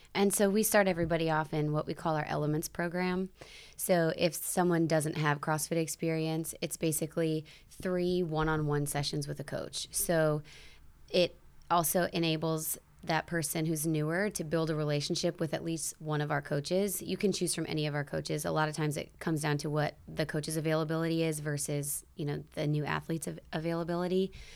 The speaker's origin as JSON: {"language": "English", "town": "South Bend", "region": "Indiana", "country": "United States", "tie": "born or raised there", "said": "born and raised in South Bend"}